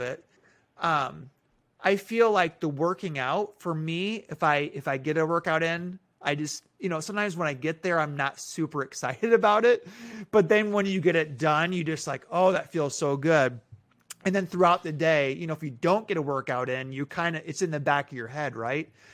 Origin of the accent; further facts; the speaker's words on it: Minneapolis, Minnesota, United States; moved away; I was born in Minneapolis.